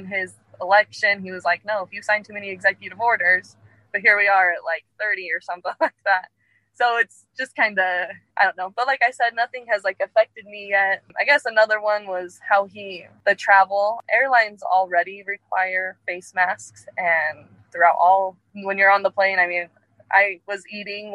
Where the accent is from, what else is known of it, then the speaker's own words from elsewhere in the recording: Utah, United States; I am from Utah.